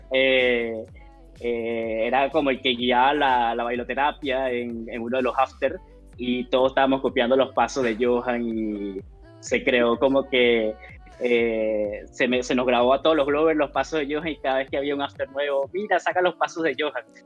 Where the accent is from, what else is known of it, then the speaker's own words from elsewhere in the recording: Venezuela; moved away as an adult; now in Chile; soy venezolano, eh, ya llevo en Chile cuatro años